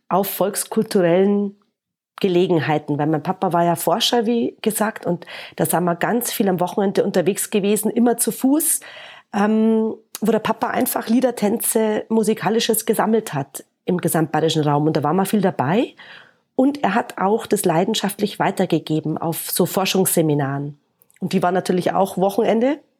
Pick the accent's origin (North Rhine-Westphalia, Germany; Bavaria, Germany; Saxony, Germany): Bavaria, Germany; Munich; Aber nein, München, weil München ist meine Heimatstadt. Also Minga ist jetzt insgesamt nicht so schön an allen Ecken und Enden.